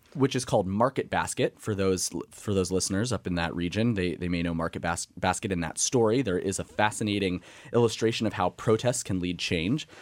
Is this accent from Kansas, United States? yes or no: yes; Emporia, Kansas, United States; moved away; my hometown of Emporia, Kansas